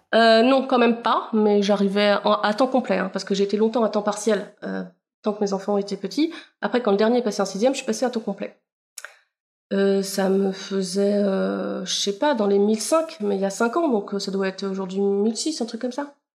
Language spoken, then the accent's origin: French; Pays de la Loire, France; J'ai grandi dans une petite commune euh, entre Guérande et Saint-Nazaire.